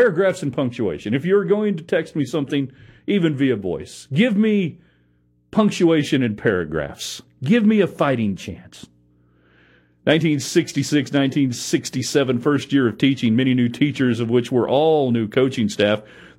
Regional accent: New Mexico, United States; I'm from New Mexico, and I introduced a bunch of hillbillies to real Mexican food.

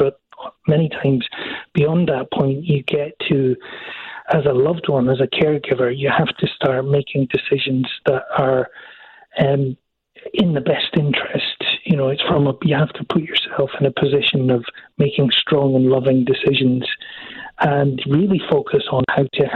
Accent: Scotland, United Kingdom; I'm from Scotland

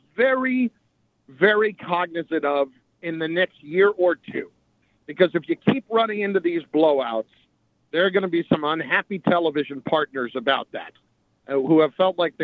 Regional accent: New Jersey, United States; I'm a Jersey guy. I grew up in New Jersey, and I've lived there basically all of my life

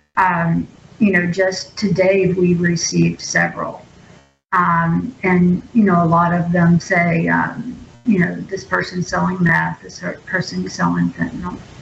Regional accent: Jackson County, Mississippi, United States; I am born and bred Jackson County resident

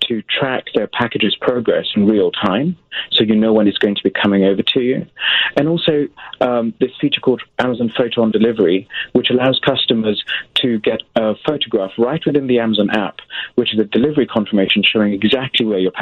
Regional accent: England, United Kingdom; I'm from England

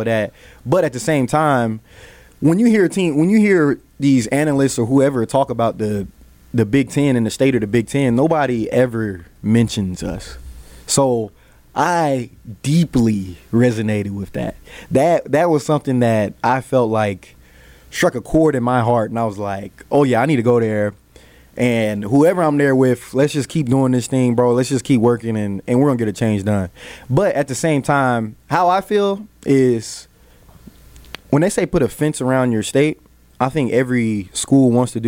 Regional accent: Texas, United States; moved away

